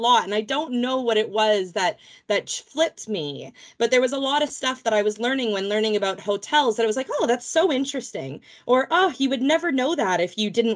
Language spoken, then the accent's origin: English; Vancouver, British Columbia, Canada; moved away as an adult; now in England; I am from Vancouver, Canada, originally, as you can hear by my accent. I am not a native Brit